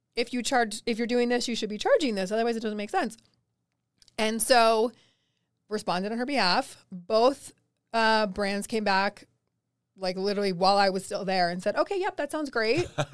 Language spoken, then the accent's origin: English; East Coast, United States; now in Denver, United States; I am from the East Coast, so I do actually miss the ocean